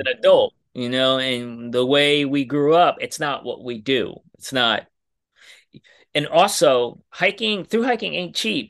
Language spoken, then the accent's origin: English; New York City, New York, United States; I'm from New York City